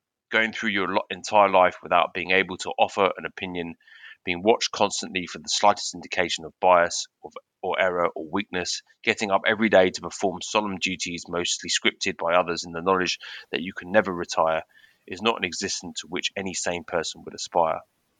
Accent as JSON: {"language": "English", "country": "United Kingdom", "said": "As the Brit on the podcast, I feel like I'm no royalist."}